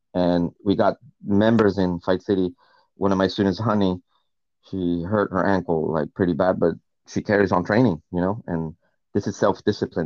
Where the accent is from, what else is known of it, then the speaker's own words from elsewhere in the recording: Northeast Region, Brazil; moved away as an adult; also born or lived in United States; now in United Kingdom; my hometown in Brazil, in the northeast of Brazil